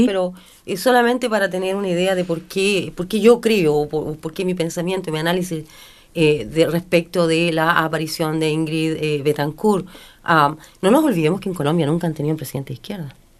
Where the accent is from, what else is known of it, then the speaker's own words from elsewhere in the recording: Chile; soy chilena, sino que también soy latinoamericana